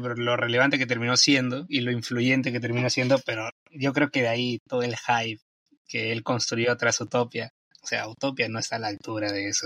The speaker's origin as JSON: {"language": "Spanish", "country": "Peru", "said": "soy de Perú y acá son las 8 y 50"}